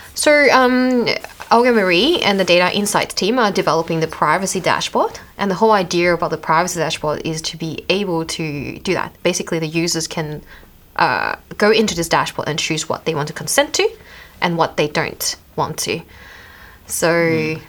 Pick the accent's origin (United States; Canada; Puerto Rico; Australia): Australia; accent: Australian; my Australian accent